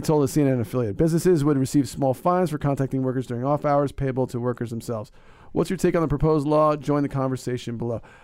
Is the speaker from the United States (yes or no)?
yes; Northeast, United States; I'm from the Northeast